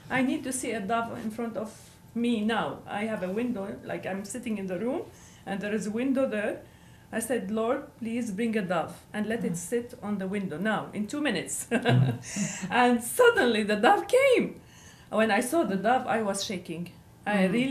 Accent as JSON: {"language": "English", "town": "Jerusalem", "region": "Jerusalem District", "country": "Israel", "said": "I'm from Jerusalem. You know, and my kids are in school. My family is around me."}